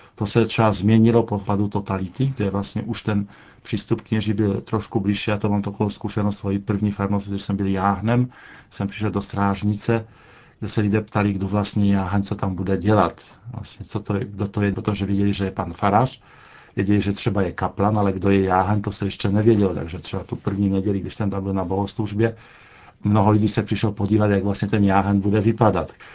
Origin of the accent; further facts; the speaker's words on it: Poland; Czech is a second language; now in Czech Republic